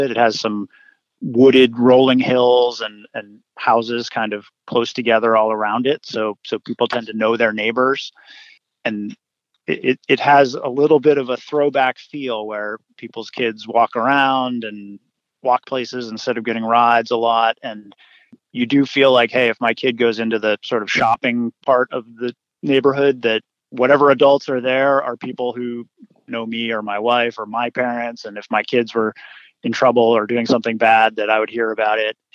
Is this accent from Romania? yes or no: no; Pittsburgh, Pennsylvania, United States; I grew up in Squirrel Hill and I live uh, about a block from the synagogue where the shooting happened. My kids are actually the fifth generation of my family to live in in the Squirrel Hill area